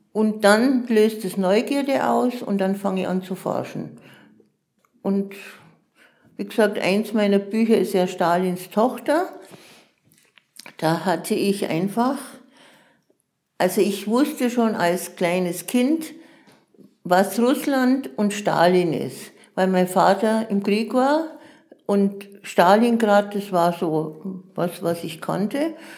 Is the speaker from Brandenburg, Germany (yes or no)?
no; Munich, Bavaria, Germany; moved away; also born or lived in Augsburg; ich bin in München geboren